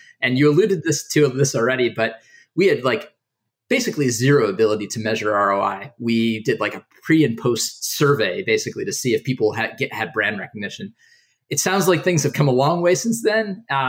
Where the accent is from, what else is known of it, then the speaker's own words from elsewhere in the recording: New Jersey, United States; accent: New Jersey; my accent is New Jersey.